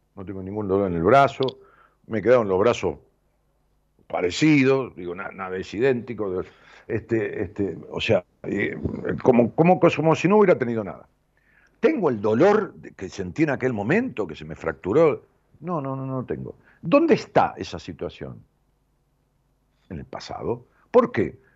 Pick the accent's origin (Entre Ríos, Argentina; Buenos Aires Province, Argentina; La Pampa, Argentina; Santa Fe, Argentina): Buenos Aires Province, Argentina; Ramos Mejía; en ese lugar donde yo nací, en la calle Las Heras 762 de Ramos Mejía, yo vivimos con mis padres hasta mi padre, mi hermana, hasta los 11 años míos